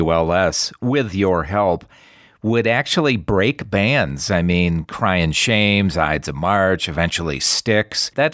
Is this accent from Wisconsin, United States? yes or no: yes; Racine, Wisconsin, United States; now in Las Vegas, United States; Originally, I'm from Racine, Wisconsin